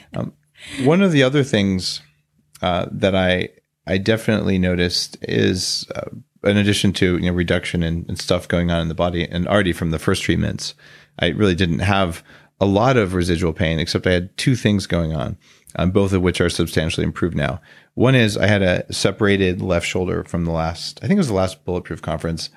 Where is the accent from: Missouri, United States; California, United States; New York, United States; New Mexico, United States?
New Mexico, United States; I grew up in New Mexico